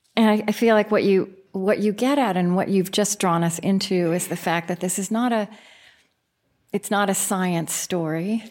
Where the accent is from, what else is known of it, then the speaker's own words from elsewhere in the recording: Oklahoma, United States; I grew up in Oklahoma